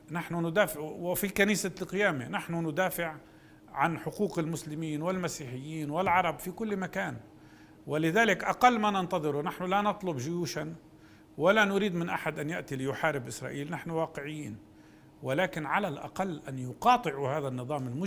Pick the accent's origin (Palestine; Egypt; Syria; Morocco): Palestine; إحنا من حقنا كفلسطينيين وكشعب فلسطيني